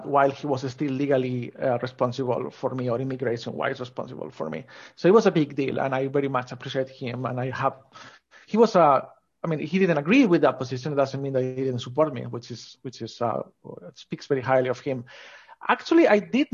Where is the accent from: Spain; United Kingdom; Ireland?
Spain; Asturias; I grew up in Spain, in North Coast, called Asturias.